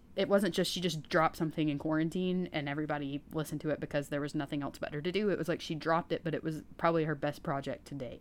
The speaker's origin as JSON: {"language": "English", "region": "East Tennessee", "country": "United States", "said": "I'm from East Tennessee"}